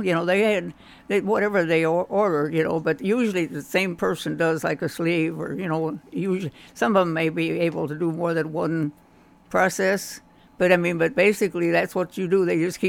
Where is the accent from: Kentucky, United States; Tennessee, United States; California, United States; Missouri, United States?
Kentucky, United States; accent: southern; I had a southern accent, you know, and I didn't want to tell them I was from Kentucky, so they started calling me … for some reason.